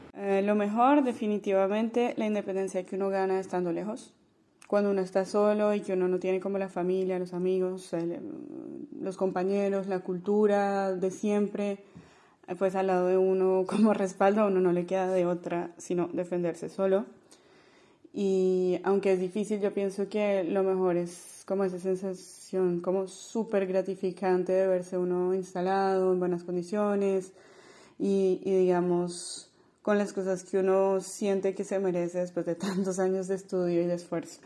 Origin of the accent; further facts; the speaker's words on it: Colombia; moved away as an adult; also born or lived in Grenoble, France / Lyon, France; now in France; me considero todavía súper colombiana